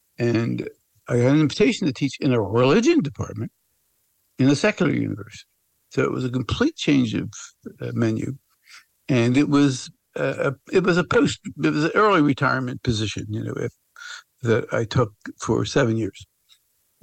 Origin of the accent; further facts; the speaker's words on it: Philadelphia, Pennsylvania, United States; I am a lifelong Philadelphian